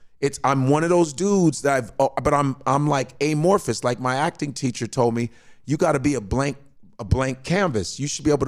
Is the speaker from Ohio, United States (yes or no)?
no; Chicago, Illinois, United States; moved away as an adult; now in New York, United States; I'm from Chicago, blue collar family.